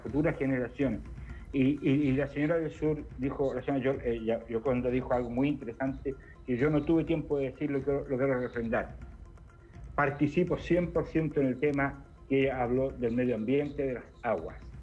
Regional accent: Chile

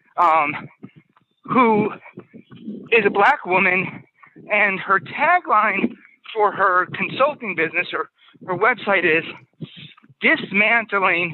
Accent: Worcester, Massachusetts, United States; where I grew up in Worcester

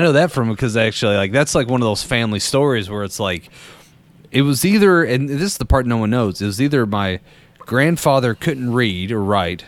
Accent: Danville, Kentucky, United States; I'm from Danville, which is in the middle of uh, Boyle County in the middle of uh, Kentucky

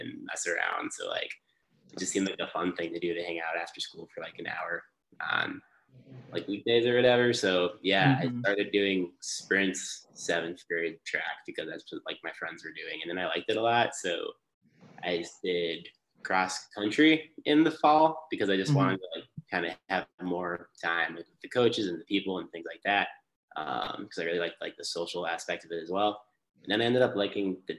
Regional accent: around Chicago, Illinois, United States; moved away; also born or lived in West Lafayette, Indiana; growing up around Chicago

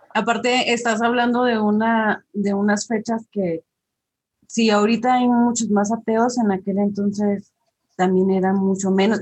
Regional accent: Chihuahua, Mexico; Yo soy de Chihuahua

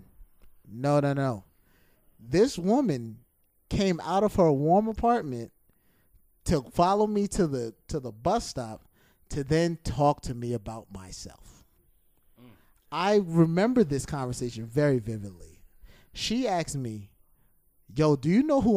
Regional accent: New York City, New York, United States; I grew up in Flatbush.

